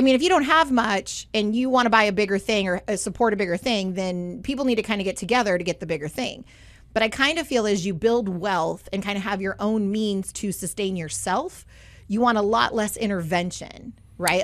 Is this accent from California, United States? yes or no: yes; Southern California, United States; growing up in Southern California